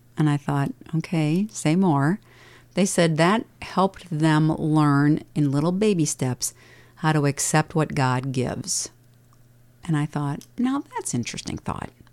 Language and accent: English; Dubuque, Iowa, United States; moved away; I grew up in Dubuque, and I only knew Catholics